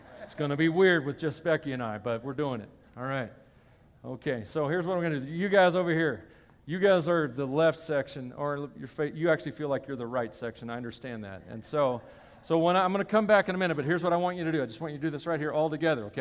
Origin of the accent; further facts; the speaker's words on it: Tennessee, United States; I come from Tennessee, and it's a very wet part of the country